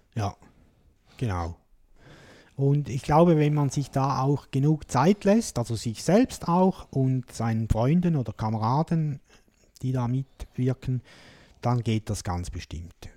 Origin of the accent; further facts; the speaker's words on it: Switzerland; hier bei uns in der Schweiz